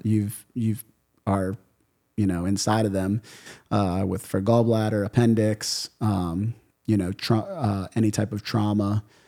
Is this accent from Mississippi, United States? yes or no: no; New Orleans, Louisiana, United States; also born or lived in Miami Beach / Miami / Grand Cayman; I grew up in New Orleans.